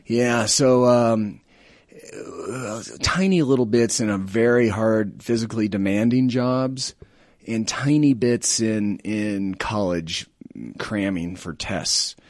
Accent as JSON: {"language": "English", "region": "Colorado", "country": "United States", "tie": "born or raised there", "also_born_or_lived": "Denver", "said": "I'm a native of Colorado"}